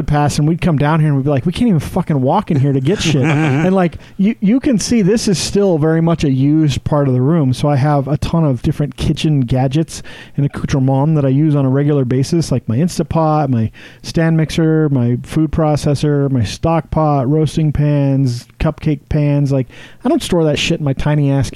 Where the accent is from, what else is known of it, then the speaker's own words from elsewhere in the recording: Wyoming, United States; moved away as an adult; now in Utah, United States; So I grew up in Wyoming, and in high school, we would have keggers.